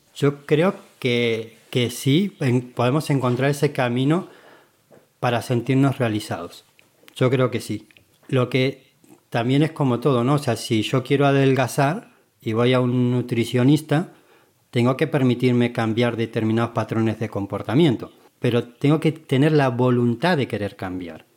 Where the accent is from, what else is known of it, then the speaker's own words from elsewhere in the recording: Argentina; moved away as an adult; now in Spain; decidí cambiarme de, de país, de continente, no conocía a nadie, yo me vine de Argentina a España